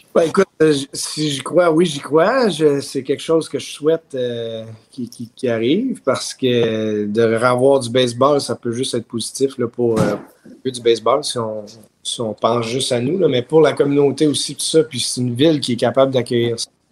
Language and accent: French; Montreal, Quebec, Canada; also born or lived in Ottawa, Ontario; I'm from Montreal, but euh, tu sais, j'ai grandi à Ottawa aussi.